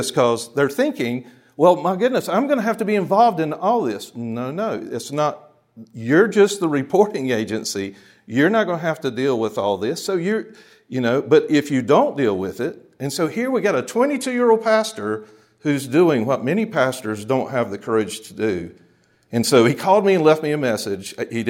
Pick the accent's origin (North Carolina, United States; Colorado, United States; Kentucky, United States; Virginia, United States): North Carolina, United States; Charlotte; the church I grew up in Charlotte